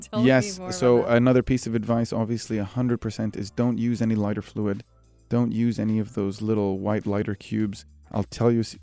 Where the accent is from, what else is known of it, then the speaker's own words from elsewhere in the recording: Egypt; now in United Arab Emirates; I consider when people say where are you from, I say I'm Egyptian, but the UAE is home.